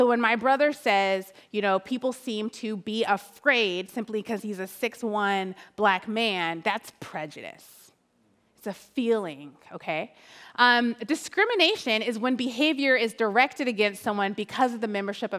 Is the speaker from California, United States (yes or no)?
yes; Oakland, California, United States; I'm from Oakland.